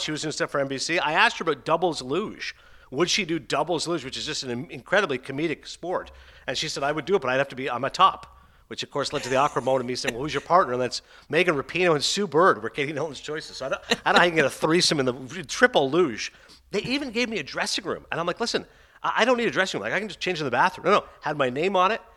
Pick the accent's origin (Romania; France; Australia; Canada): Canada; Toronto, Ontario; one of my hometown papers, that's right, from Toronto